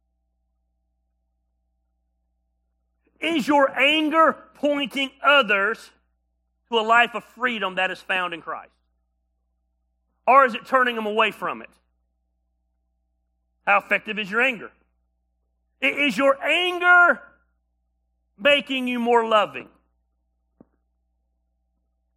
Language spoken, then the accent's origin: English; United States; As an American